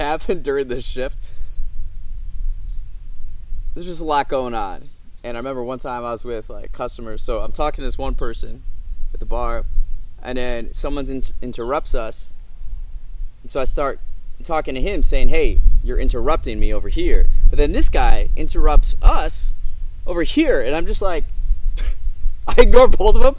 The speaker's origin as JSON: {"language": "English", "region": "Midwest", "country": "United States", "tie": "born or raised there", "said": "I grew up on the farm, right? I grew up in the Midwest, United States of America"}